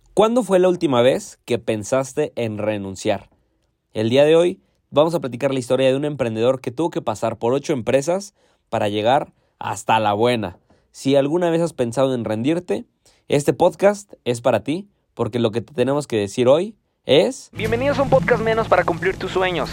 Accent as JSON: {"language": "Spanish", "region": "Hidalgo", "country": "Mexico", "said": "yo soy de Hidalgo y aquí somos los dioses de la barbacoa"}